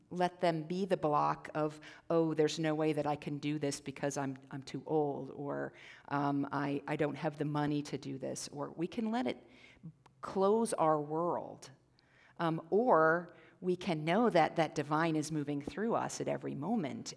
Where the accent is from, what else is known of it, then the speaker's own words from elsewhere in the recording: Midwest, United States; now in Central Oregon, United States; I'm actually from the Midwest originally, and we had the fireflies, which we don't have on the west side of the Rockies